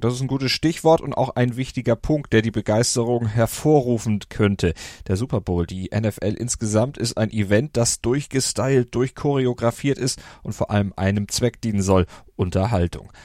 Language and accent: German; Germany; als Europäer, als Deutscher